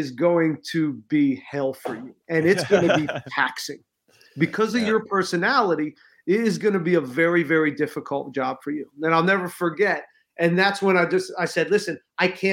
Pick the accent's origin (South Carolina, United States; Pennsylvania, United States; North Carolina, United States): Pennsylvania, United States; I'm from Pennsylvania